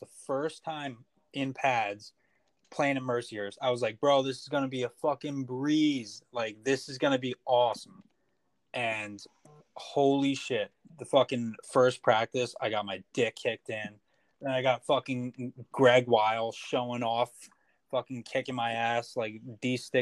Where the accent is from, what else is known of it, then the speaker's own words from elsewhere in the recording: New Jersey, United States; I'm from New Jersey